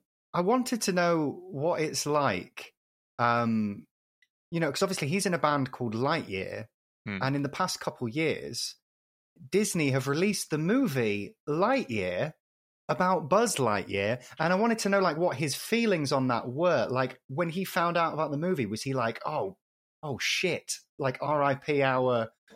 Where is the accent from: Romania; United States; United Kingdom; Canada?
United Kingdom; Derby, East Midlands; I'm from a similar area of the UK to Chaz. I'm from Derby.